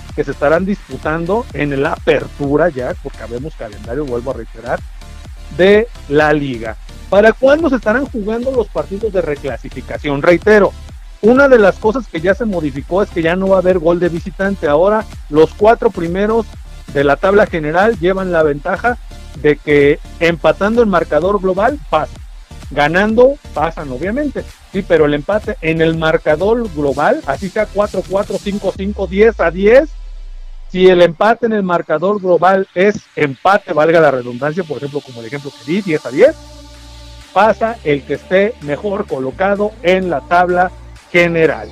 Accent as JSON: {"language": "Spanish", "country": "Mexico", "said": "somos mexicanos"}